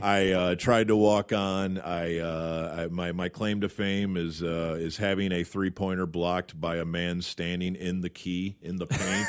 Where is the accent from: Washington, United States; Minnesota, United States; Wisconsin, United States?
Wisconsin, United States; Madison; I cleaned their arena as a kid. uh, Wisconsin. I'm from Madison.